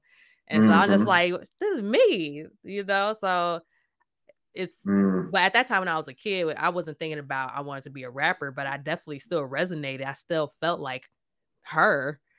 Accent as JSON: {"language": "English", "region": "Minnesota", "country": "United States", "tie": "born or raised there", "moved": "yes", "lives_now": "Chicago, United States", "said": "when I was growing up in Minnesota, because I spent most of my childhood there"}